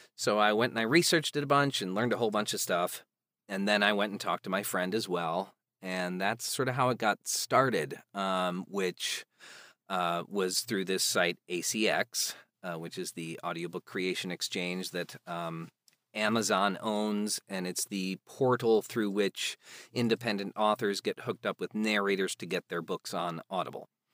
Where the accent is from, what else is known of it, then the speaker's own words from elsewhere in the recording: outside Chicago, Illinois, United States; there was a children's theater group in my town that I grew up in outside Chicago